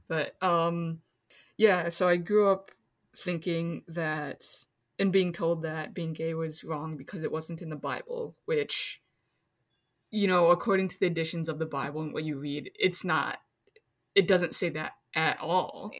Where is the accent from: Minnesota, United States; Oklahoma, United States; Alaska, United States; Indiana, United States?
Minnesota, United States; also born or lived in China; I grew up in Minnesota